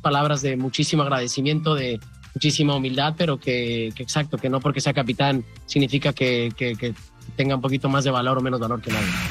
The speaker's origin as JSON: {"language": "Spanish", "country": "Mexico", "said": "ser mexicano, jugar contra la liga mexicana, representando la liga este, eh, americana aquí siendo mexicano"}